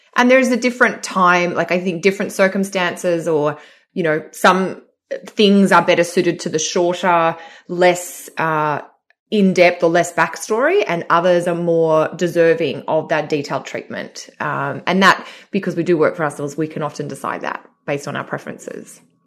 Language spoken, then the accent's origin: English; Sydney, New South Wales, Australia; moved away; I'm here, uh, in Sydney in my old childhood bedroom